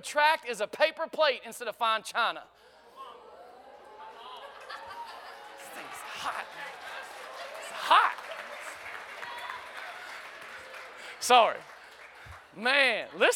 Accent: United States; growing up in America

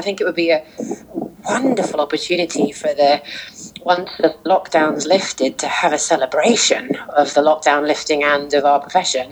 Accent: Barnet, London, United Kingdom; I was born in Barnet

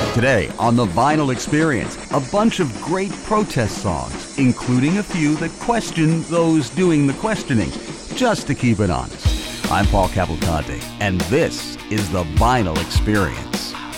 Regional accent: New York, United States; I learned songs like … and … at assembly in public school growing up in New York in the 1960s.

